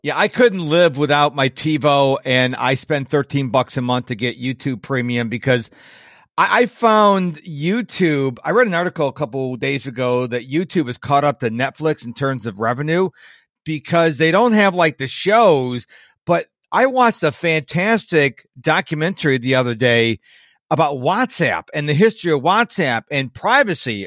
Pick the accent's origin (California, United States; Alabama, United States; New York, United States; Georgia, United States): New York, United States; Western; I'm from Western New York, so we had the, uh, junior, middle school, we call it junior high